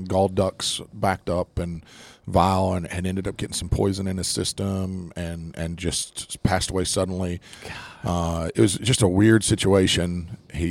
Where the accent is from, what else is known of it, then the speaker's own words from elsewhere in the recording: West Virginia, United States; growing up in West Virginia is really cool because everybody's poor